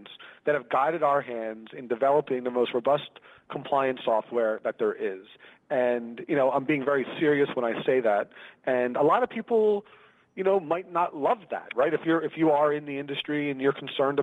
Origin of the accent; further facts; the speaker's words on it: Philadelphia, Pennsylvania, United States; moved away as an adult; now in Los Angeles, United States; I live in Los Angeles now. I'm originally from Philadelphia, Pennsylvania.